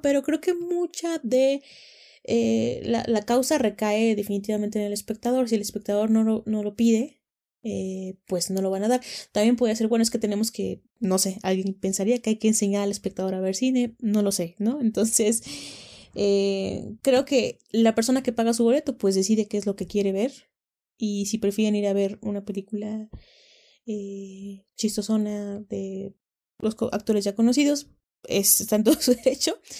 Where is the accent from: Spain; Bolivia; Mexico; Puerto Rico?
Mexico; tenemos una identidad como mexicanos